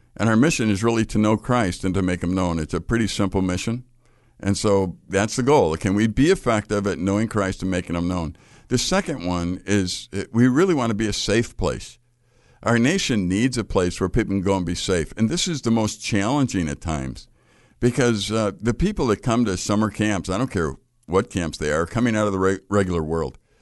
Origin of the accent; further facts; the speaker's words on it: Chicago, Illinois, United States; I grew up in Chicago.